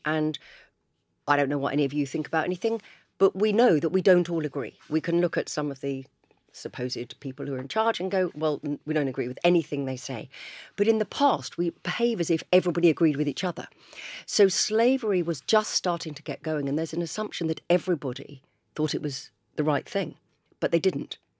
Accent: Chichester, South East England, United Kingdom; I grew up in Chichester, I live in Chichester.

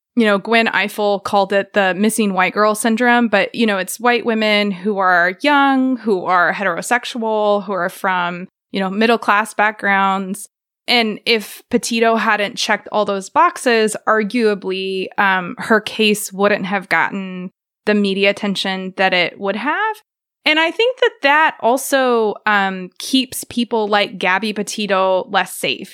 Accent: Joplin, Missouri, United States; also born or lived in Baltimore; now in Tahlequah, United States; I grew up in Joplin, Missouri

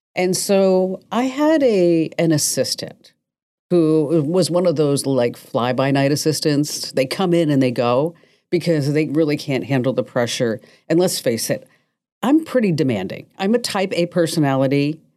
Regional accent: New Jersey, United States; now in Arizona, United States; I was born in Jersey and I went to this school and then I ended up in Arizona

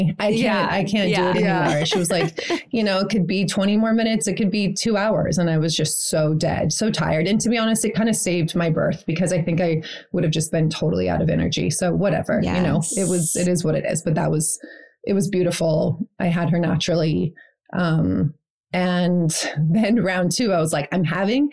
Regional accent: Maui, Hawaii, United States; I grew up on Maui

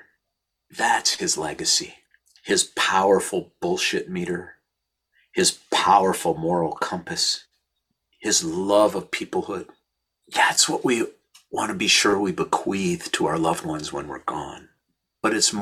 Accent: St. Louis Park, Minnesota, United States; born or raised there

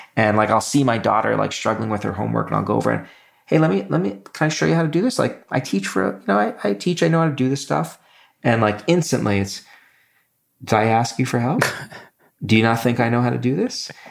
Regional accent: New York City, New York, United States; moved away; also born or lived in Michigan; where I grew up in Brooklyn

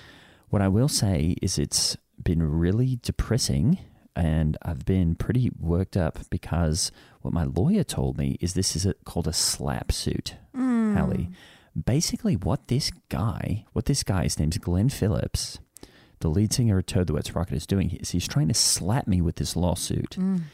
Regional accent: Australia; I have no idea what that means because I'm from Australia and we don't really have lawsuits there.

